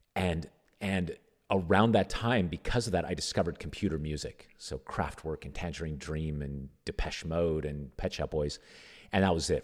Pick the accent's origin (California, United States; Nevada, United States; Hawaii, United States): Nevada, United States; I grew up in Nevada